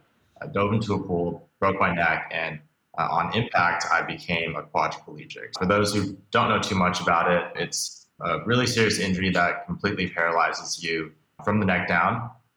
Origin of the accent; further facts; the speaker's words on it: Beijing, China; also born or lived in Hong Kong; now in United States; I was born here in the States, but actually moved around a lot as a kid. Grew up mostly outside of the United States, spending some time in Beijing, Hong Kong, a few other places before I moved back here, mainly to go to college in the United States.